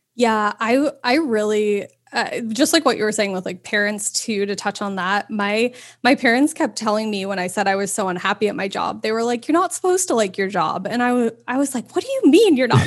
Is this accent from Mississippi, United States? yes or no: no; New York, United States; moved away as an adult; also born or lived in Los Angeles, California; growing up there was you saw so much diversity and culture and everything